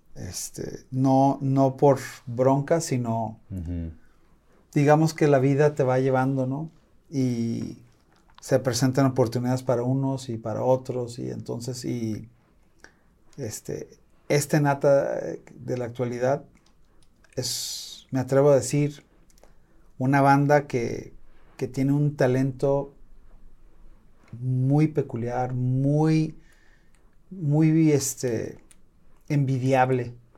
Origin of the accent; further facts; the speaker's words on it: Los Angeles, California, United States; now in Guadalajara, Mexico; yo nací en Los Ángeles